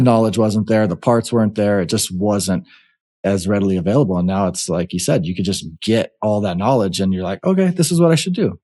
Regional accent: Hawaii, United States; also born or lived in Nevada; now in Arizona, United States; growing up in Hawaii, and, uh, now that I've been in the States, I've either been in Nevada or Arizona

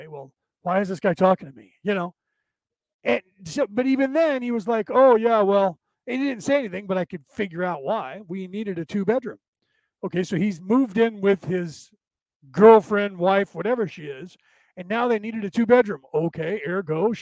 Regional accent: United States; I was born in this country. I'm an American citizen

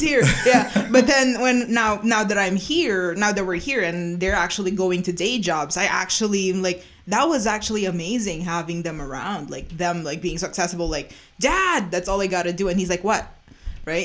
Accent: Philippines; now in Calgary, Canada; I was born and raised in the Philippines.

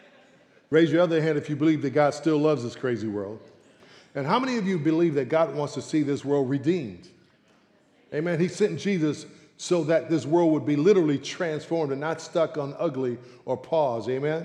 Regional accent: San Francisco, California, United States; born and raised in San Francisco.

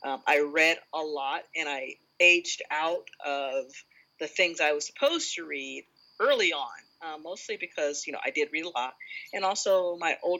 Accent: Los Angeles, California, United States; Growing up in Los Angeles

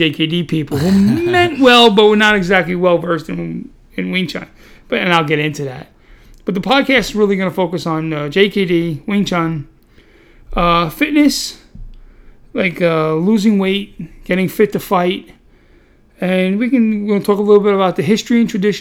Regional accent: New York City, New York, United States; also born or lived in Staten Island, New York; a fat kid from Brooklyn who loves martial arts

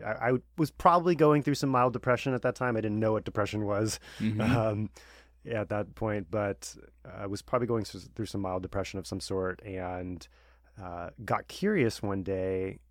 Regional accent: Long Beach, California, United States; Thanks, Colton, for having me on. My story, I grew up in Southern California and grew up in Long Beach

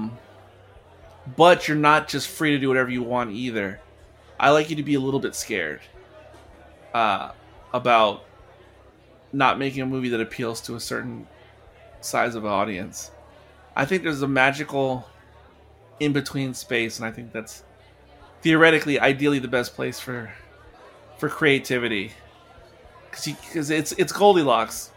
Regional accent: United States; in my DNA I'm American

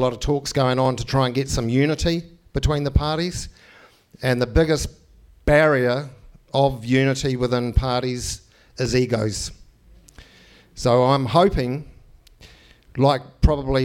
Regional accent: New Zealand; I grew up in New Zealand

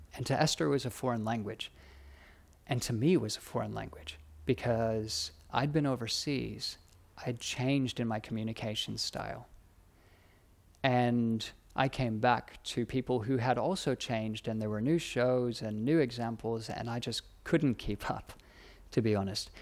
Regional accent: United States; moved away as an adult; also born or lived in United Kingdom; now in Australia; being an American, studying in America

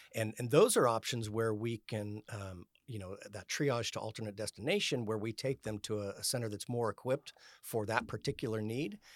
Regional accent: Elk Grove, California, United States; also born or lived in George Air Force Base, Victorville, California / Salisbury, England / Fort Walton Beach, Florida / San Diego; I grew up in Elk Grove, attended Jesuit High School here in Sacramento

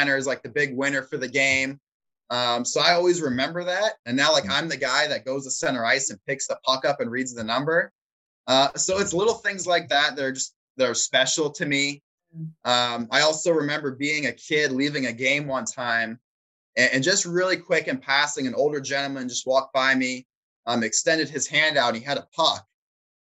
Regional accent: Chesapeake, Virginia, United States; I am from Hampton Roads. I was born and raised in Chesapeake

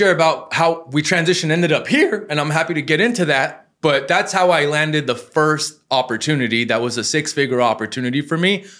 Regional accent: Los Angeles, California, United States; And born and raised in Hollywood

